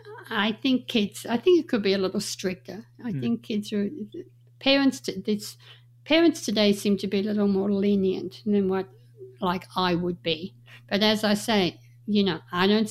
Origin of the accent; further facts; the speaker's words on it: Australia; moved away as an adult; also born or lived in Las Vegas, United States; now in Reno, United States; when I grew up in Australia